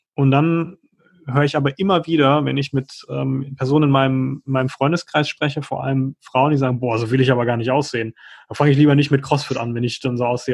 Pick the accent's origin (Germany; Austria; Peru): Germany; bei uns in Deutschland